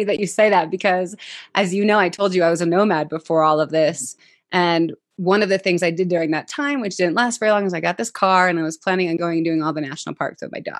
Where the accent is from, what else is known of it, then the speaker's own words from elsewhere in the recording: Colorado, United States; I'm from Colorado